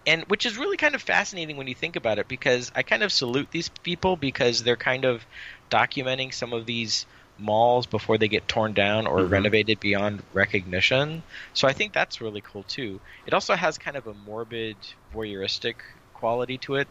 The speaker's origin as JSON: {"language": "English", "town": "San Jose", "region": "California", "country": "United States", "tie": "born or raised there", "said": "the one that we grew up with in San Jose"}